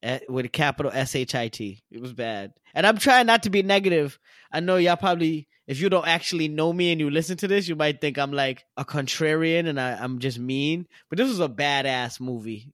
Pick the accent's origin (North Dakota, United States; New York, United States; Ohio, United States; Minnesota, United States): New York, United States; New York City; I'm just from Brooklyn